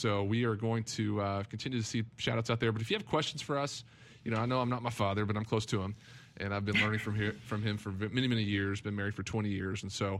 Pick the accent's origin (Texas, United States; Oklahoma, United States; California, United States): Texas, United States; Vernon; Vernon, Texas, which is exactly halfway between here and Amarillo. It's my hometown.